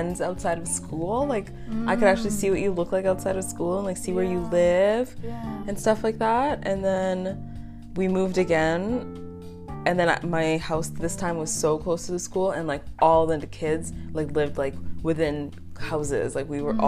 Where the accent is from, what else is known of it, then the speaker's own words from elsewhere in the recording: Calgary, Alberta, Canada; English is a second language; also born or lived in Congo / Uganda; I was basically born here. I started kindergarten here.